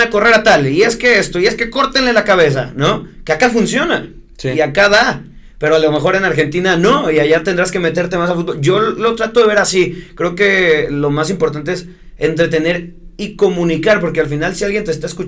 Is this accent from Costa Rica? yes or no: no; Mexico; nosotros como mexicanos